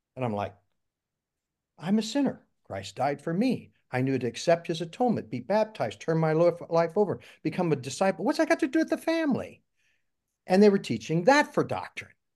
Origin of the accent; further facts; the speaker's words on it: Jackson County, Missouri, United States; I was born and raised in Jackson County, Missouri